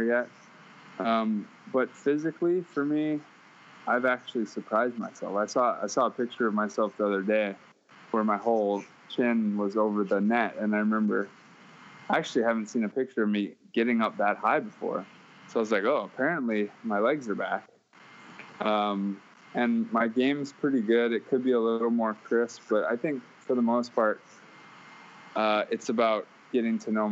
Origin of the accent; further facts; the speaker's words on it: Honolulu, Hawaii, United States; I went to the Academy of the Pacific, and I graduated with 20 kids up on the hillside